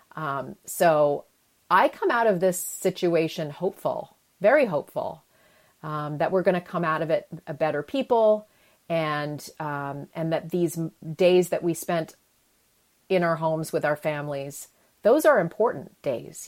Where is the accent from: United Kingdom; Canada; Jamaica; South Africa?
Canada; moved away; I grew up in Canada.